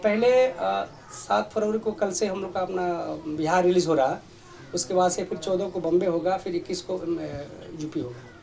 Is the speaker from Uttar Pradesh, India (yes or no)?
yes; Lucknow, Uttar Pradesh, India; मैं भी लखनऊ का रहने वाला हूँ